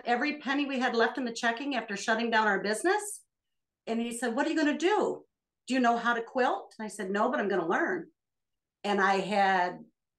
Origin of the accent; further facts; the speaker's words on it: Michigan, United States; I'm from Michigan, and we live in the farmland of the thumb area